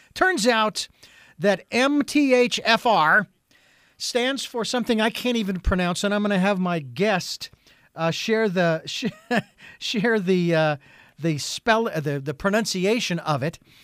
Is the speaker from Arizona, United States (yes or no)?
yes; Phoenix, Arizona, United States; now in Santa Barbara, United States; I was born and raised in Phoenix, Arizona.